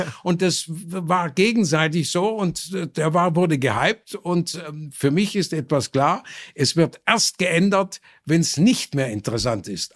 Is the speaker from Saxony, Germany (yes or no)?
no; Burladingen, Baden-Württemberg, Germany; es gab 26 Textilfabriken in meinem Heimatort Burladingen